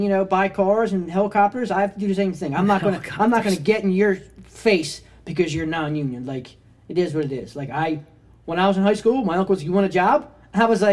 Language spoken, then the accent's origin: English; Essington, Pennsylvania, United States; moved away as an adult; also born or lived in Prospect Park, Pennsylvania; now in Chester County, United States; I'm from Essington. Grew up there until I was 22 or 23. Moved to Prospect Park. Still Delco